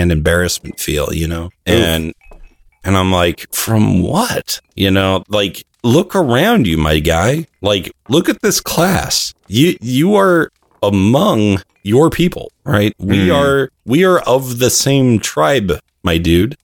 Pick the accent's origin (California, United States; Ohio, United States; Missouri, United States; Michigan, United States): California, United States; also born or lived in Arizona; my dad changed his job and we moved to California from Arizona